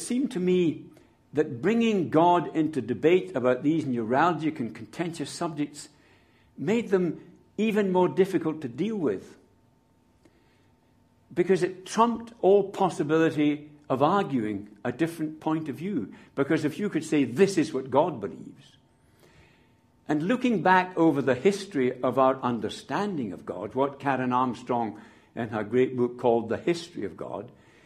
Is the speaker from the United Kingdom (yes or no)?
yes; Scotland, United Kingdom; I'm a Scot